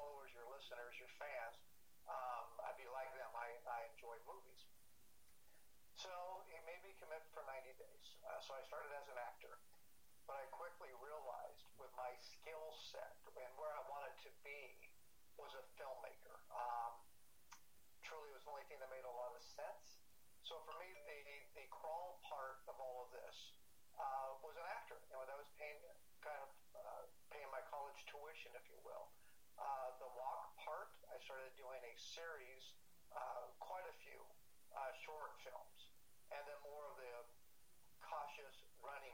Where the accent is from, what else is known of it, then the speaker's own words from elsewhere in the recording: Huntington Beach, California, United States; I was raised in Huntington Beach in Southern California